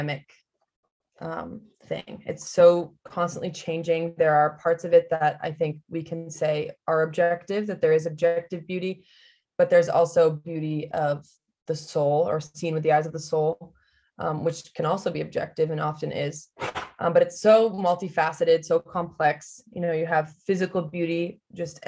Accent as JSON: {"language": "English", "region": "New England", "country": "United States", "moved": "as an adult", "lives_now": "Arizona, United States", "said": "I'm obviously from New England, but I've become a wimp already in 1 year of being here"}